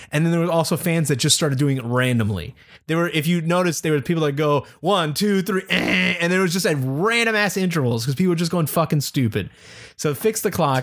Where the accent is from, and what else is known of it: Pittsburgh, Pennsylvania, United States; born or raised there